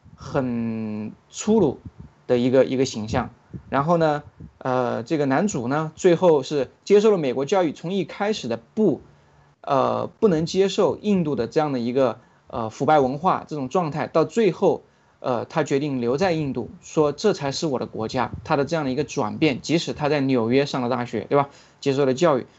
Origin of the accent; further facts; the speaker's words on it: China; 像我们中国人一出去